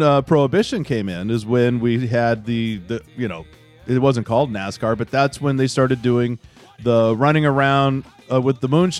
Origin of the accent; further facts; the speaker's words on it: the South, United States; I grew up in the South.